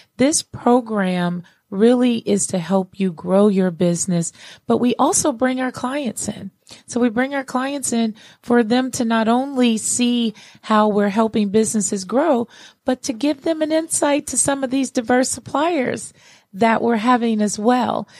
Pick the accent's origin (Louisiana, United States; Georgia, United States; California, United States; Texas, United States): Georgia, United States; Atlanta; here in Atlanta, um, in my hometown here